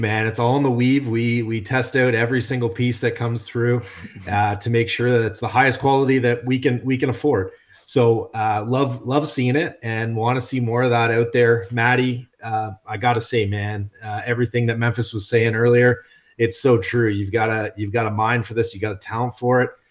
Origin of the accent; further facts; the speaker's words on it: Canada; we're Canadian